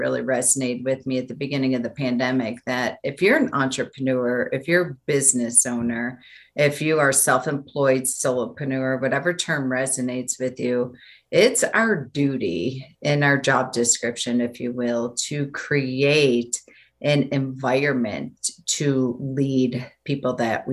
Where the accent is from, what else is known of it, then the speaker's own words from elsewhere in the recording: Buffalo, New York, United States; moved away as an adult; now in Denver, United States; Nobody ever left my hometown of Buffalo, New York